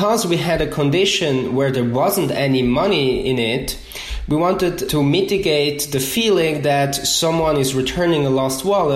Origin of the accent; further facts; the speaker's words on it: Switzerland; English is a second language; moved away as an adult; now in United States; I'm originally from Switzerland, and so I moved to the US about 5 years ago.